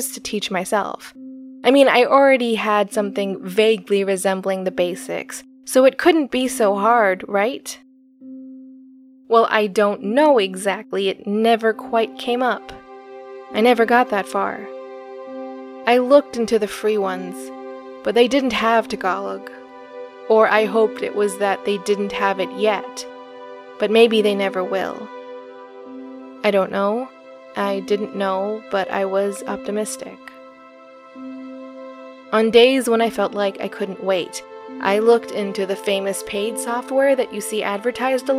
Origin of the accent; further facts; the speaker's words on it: American Southwest, United States; I grew up in the American Southwest